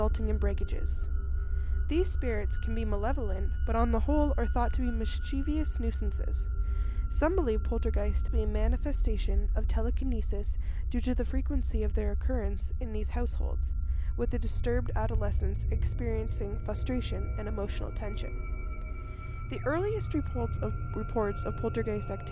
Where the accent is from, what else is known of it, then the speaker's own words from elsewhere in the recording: Canada; I'm from Canada